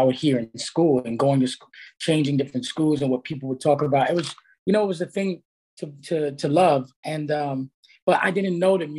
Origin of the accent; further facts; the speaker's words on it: New York City, New York, United States; I was living in Brooklyn. I was born in Brooklyn.